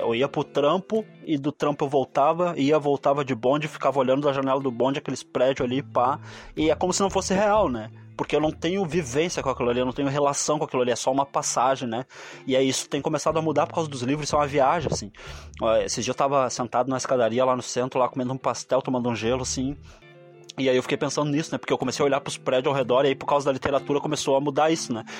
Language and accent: Portuguese; Porto Alegre, Rio Grande do Sul, Brazil; Eu sou de Porto Alegre